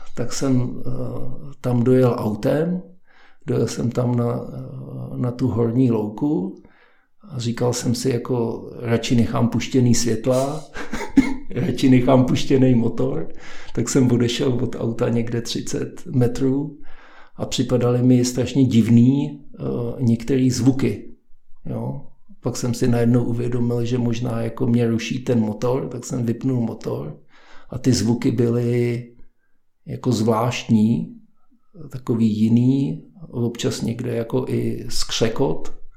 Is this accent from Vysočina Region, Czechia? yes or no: yes; Havlíčkův Brod, Vysočina Region, Czechia; moved away as an adult; also born or lived in Prague; now in Klánovice, Prague, Czechia; já jsem původem z Havlíčkova Brodu